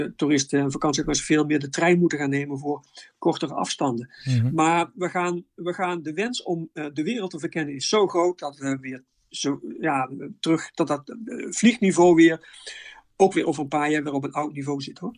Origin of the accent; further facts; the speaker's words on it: Netherlands; wij zijn als Nederlander